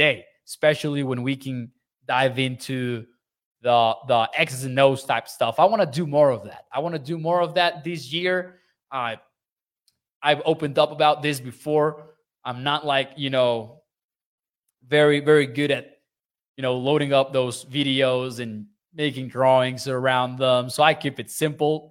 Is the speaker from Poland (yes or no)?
no; Chihuahua, Mexico; moved away; I'm from Chihuahua. I'm from the north